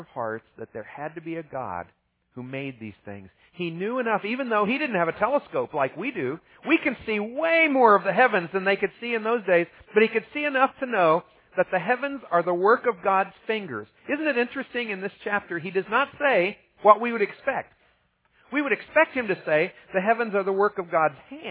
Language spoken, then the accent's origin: English; Ohio, United States; I grew up in Ohio